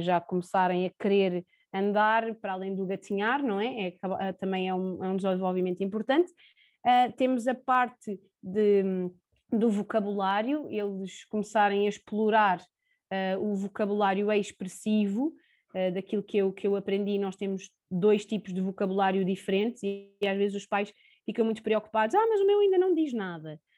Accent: Sintra, Lisbon, Portugal; tenho 29 anos, sou de Sintra

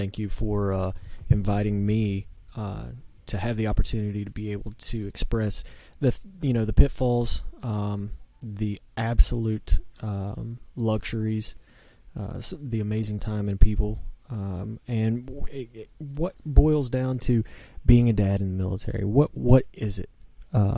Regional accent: Tomahawk, Kentucky, United States; moved away as an adult; also born or lived in Florida; So I grew up in Eastern Kentucky. I was born in Florida. Grew up in Eastern Kentucky in one of those towns that has a stop sign and that's it.

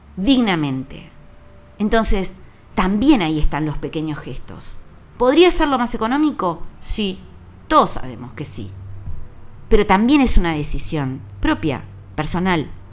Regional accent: Uruguay; Yo compro los regalos en mi país, a emprendedores uruguayos celebro la Navidad con una mesa uruguaya

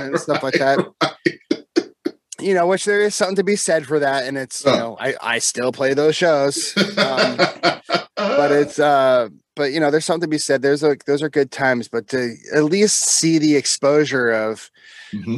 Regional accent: just south of Seattle, Washington, United States; also born or lived in France; I'm born and raised in, uh, well, just south of Seattle

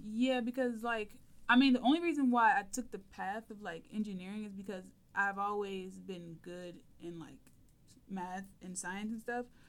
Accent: Toledo, Ohio, United States; I'm from Toledo, so I applied to UT

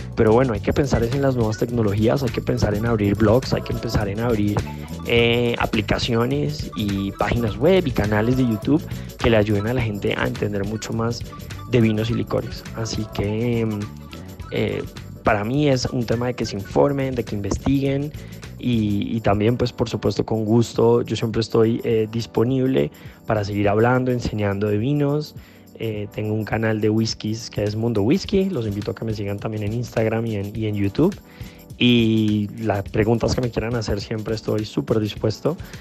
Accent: Bogotá, Colombia; soy colombiano, bogotano

